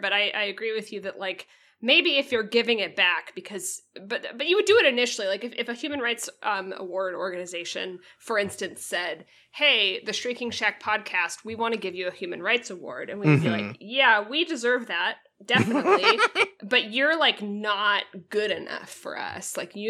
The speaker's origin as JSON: {"language": "English", "country": "United Kingdom", "said": "I'm sorry, I don't know it, I'm British."}